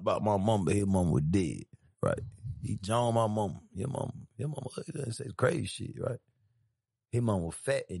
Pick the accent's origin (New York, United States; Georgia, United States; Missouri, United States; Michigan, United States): Georgia, United States; Atlanta; I'm born and raised in Atlanta, Georgia